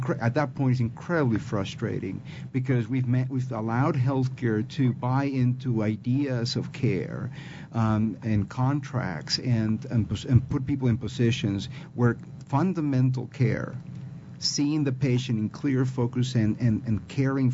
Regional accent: Peru; accent: Peruvian; English is a second language; my Peruvian accent.

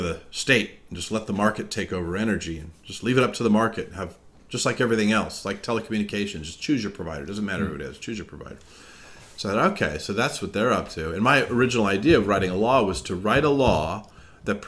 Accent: California, United States; moved away as an adult; also born or lived in Massachusetts; I'm from California

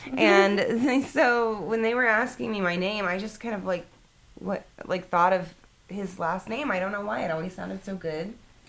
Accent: Houston, Texas, United States; I'm from Houston.

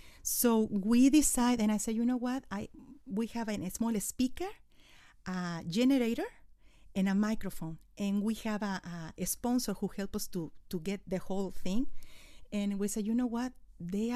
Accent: Mexico City, Mexico; first language Spanish; English is a second language; moved away as an adult; I was born in Mexico City

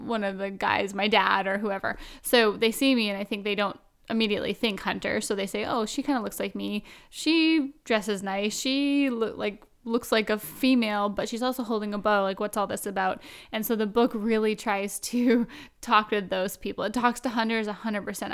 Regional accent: Vancouver Island, British Columbia, Canada; I'm from out west. I'm from Vancouver Island

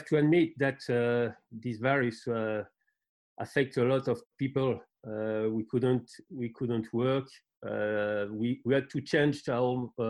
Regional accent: France; English is a second language; also born or lived in Benin; I born effectively in Benin. But I left Benin, I was 2 years old. {S0} Yeah. {S1} And I grew up in France.

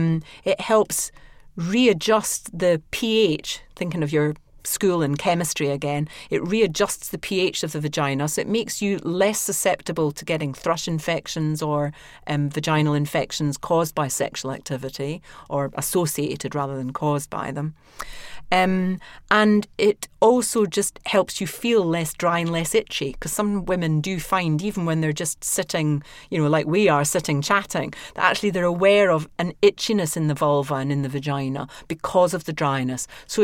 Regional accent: Scotland, United Kingdom; accent: Scottish

